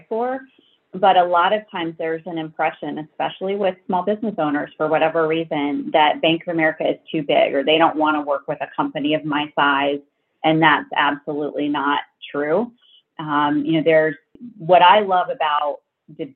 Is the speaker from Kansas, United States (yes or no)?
yes; Kansas, United States; moved away; I grew up in Kansas, so I went to Kansas State University